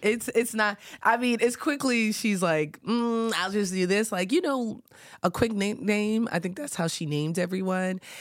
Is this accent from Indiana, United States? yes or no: no; New York, United States; growing up in New York